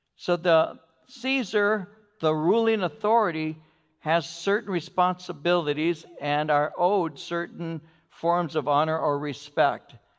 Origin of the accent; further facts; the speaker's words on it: United States; I'm an American